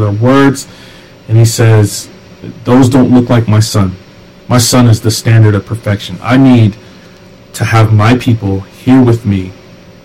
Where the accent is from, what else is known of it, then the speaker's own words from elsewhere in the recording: the South, United States; I grew up in the South